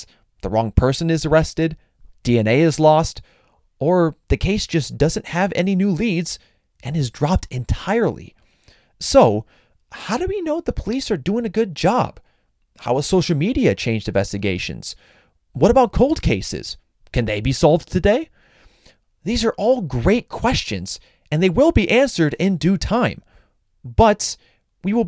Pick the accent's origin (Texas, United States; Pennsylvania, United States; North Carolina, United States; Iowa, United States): Iowa, United States; my home state